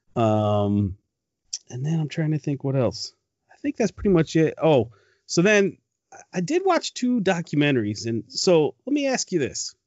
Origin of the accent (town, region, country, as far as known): Detroit, Michigan, United States; born or raised there; moved away